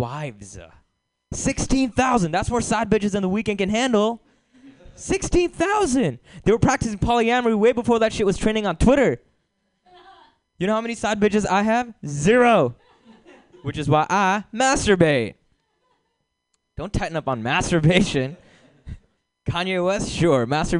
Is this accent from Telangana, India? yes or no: yes; Hyderabad, Telangana, India; born or raised there; moved away as an adult; now in United States